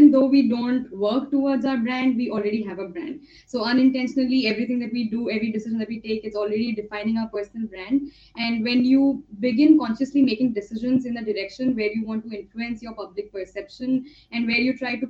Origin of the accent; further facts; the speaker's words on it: Mumbai, Maharashtra, India; first language Marathi; English is a second language; I'm from Mumbai, India